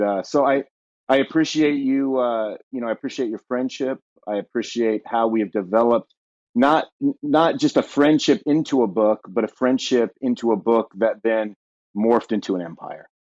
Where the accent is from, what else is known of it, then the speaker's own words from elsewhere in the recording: Southern California, United States; moved away as an adult; also born or lived in Ohio; now in Ashland, Ohio, United States; born and raised in Southern California